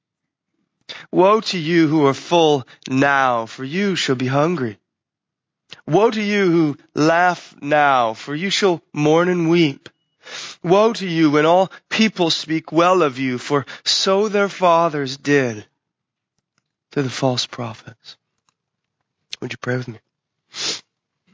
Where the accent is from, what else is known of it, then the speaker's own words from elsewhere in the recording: United States; especially as American Christians